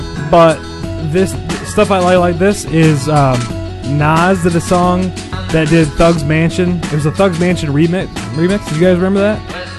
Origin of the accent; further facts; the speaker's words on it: Ohio, United States; I'm from Ohio.